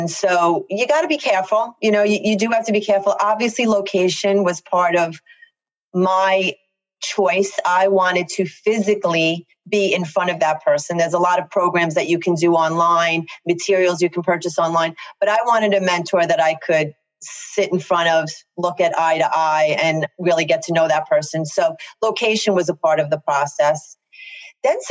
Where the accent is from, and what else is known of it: Long Island, New York, United States; accent: very thick Long Island